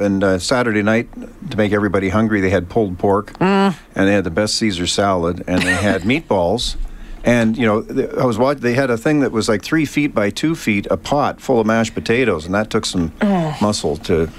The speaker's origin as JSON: {"language": "English", "country": "Canada", "said": "We're Canadian."}